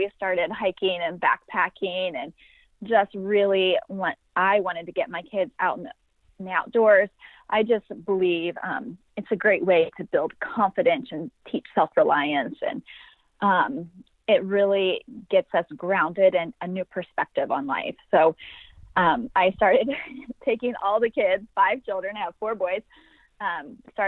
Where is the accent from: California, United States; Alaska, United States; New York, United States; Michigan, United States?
California, United States; Sacramento; I'm from Sacramento, California